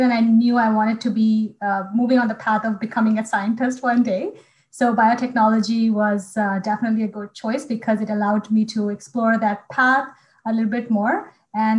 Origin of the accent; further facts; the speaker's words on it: Bhopal, Madhya Pradesh, India; moved away; my hometown of Bhopal